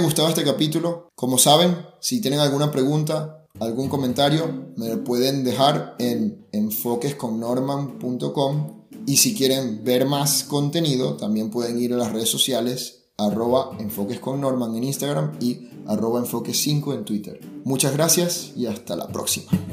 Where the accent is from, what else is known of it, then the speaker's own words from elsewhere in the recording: Venezuela; now in Germany; yo soy venezolano